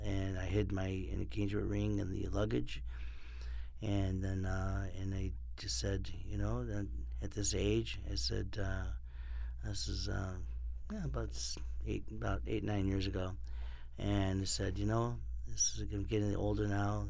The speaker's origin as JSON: {"language": "English", "town": "Rochester", "region": "New York", "country": "United States", "also_born_or_lived": "Miami / Orlando", "moved": "yes", "lives_now": "Los Angeles, United States", "said": "I'm from Rochester, New York, and lived in Miami and Orlando"}